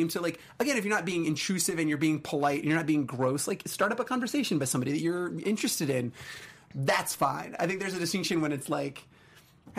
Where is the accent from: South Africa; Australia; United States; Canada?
United States; Arizona; I grew up in Arizona